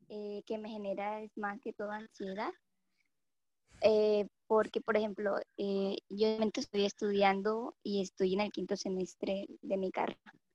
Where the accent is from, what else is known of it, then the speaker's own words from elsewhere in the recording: Colombia; yo soy de Colombia